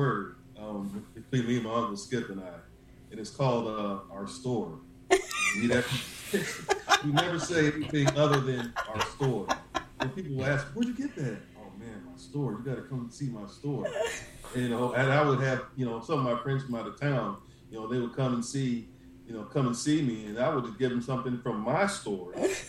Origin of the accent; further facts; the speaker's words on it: Akron, Ohio, United States; I'm from Akron, Ohio, born and raised here all my life. 40-year-old man, married, got a beautiful 8-year-old daughter.